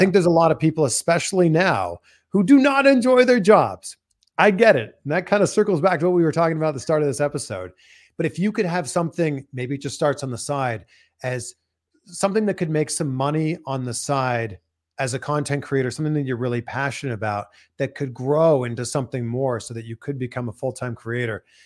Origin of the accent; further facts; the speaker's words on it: Canada; accent: Canadian English; now in United States; I live in America, but I'm Canadian. All I can speak is Canadian